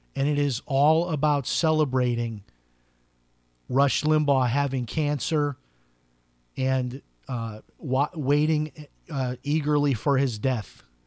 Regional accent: Chicago, Illinois, United States; I grew up in Chicago, a very political place.

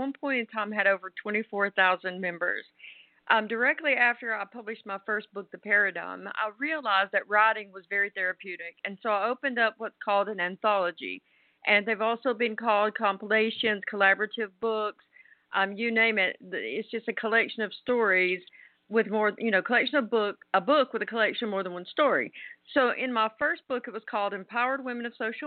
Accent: the South, United States; as a Southerner

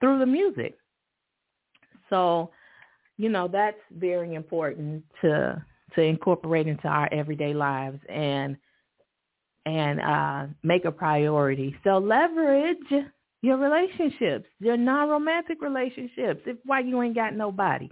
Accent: Chicago, Illinois, United States; when I was a kid growing up in Chicago

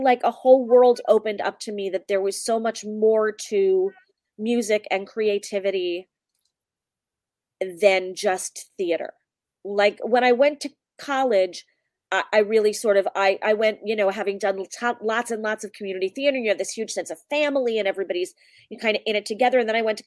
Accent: Wilkes-Barre, Pennsylvania, United States; I grew up in northeastern Pennsylvania. I grew up in Wilkes-Barre, Pennsylvania

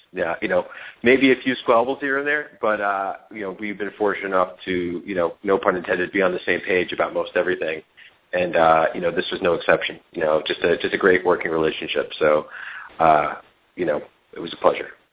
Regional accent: New York, United States; now in Los Angeles, United States; we live in L.A. I'm from New York

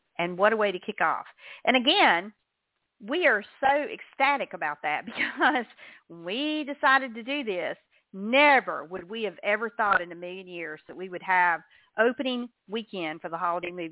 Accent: the South, United States; I'm from the South

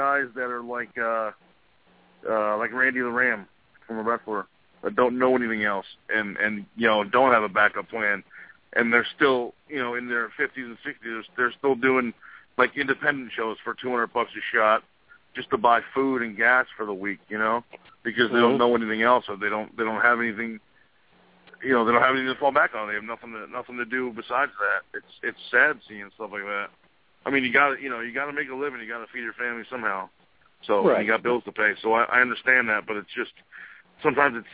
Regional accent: New Jersey, United States; I'm just some kid from New Jersey.

